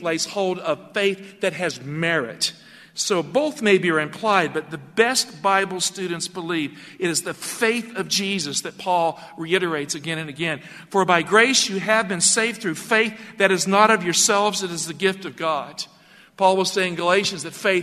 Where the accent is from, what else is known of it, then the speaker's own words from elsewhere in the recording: Galax, Virginia, United States; In my hometown of Galax, Virginia